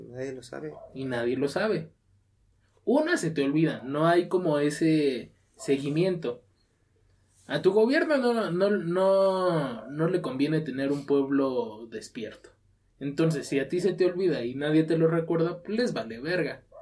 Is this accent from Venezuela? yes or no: no; Mexico